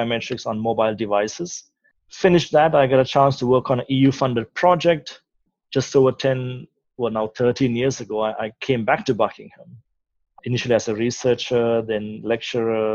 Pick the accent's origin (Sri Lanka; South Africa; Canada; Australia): Sri Lanka; moved away; I'm from Sri Lanka. I grew up in Sri Lanka, did my tertiary education there